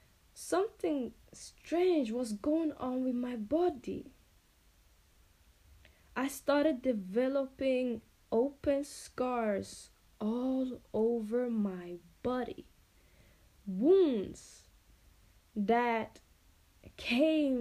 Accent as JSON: {"language": "English", "town": "Finspång", "region": "Östergötland", "country": "Sweden", "tie": "born or raised there", "also_born_or_lived": "Angola", "said": "I live in a small town called Finspång in Sweden. I am not Swedish. I am from Angola, actually, and I came to Sweden together with my family when I was, you can say, I was around 5 years old. So I've been here pretty much my whole entire life, and yeah, I grew up here"}